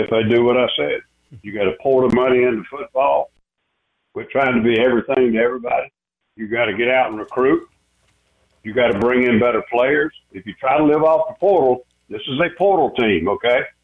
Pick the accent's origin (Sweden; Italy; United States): United States; South Carolina; I'm born and raised in South Carolina.